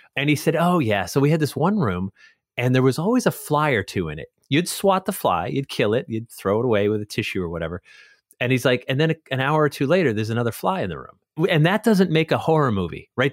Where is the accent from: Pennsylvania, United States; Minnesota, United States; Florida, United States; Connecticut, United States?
Connecticut, United States; moved away as an adult; also born or lived in Long Island, New York; I lived in Connecticut